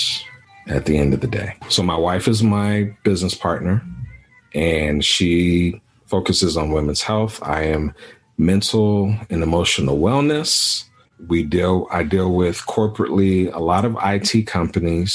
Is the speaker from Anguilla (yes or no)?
yes; Anguilla; also born or lived in Dallas, Texas / Sonora, Texas; now in United States; So I'm West Indian and we're from Anguilla, British West Indies.